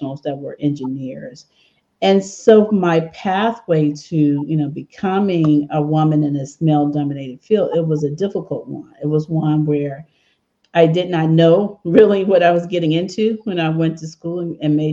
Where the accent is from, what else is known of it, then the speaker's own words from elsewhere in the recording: Memphis, Tennessee, United States; now in Bay Area, United States; when I was a 10-year-old or 8-year-old, 7-year-old girl growing up in Memphis, Tennessee